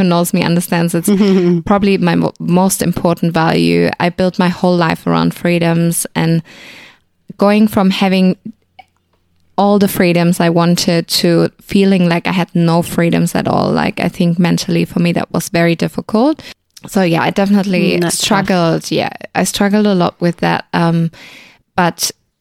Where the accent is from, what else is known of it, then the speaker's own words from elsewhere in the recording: Germany; moved away as an adult; now in Australia; I'm originally from Germany and I've been living in Australia for about 8 years